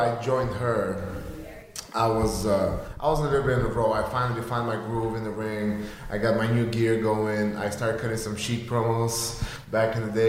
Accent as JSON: {"language": "English", "country": "Bulgaria", "tie": "born or raised there", "second_language": "English", "moved": "as an adult", "lives_now": "United States", "said": "I'm from Bulgaria"}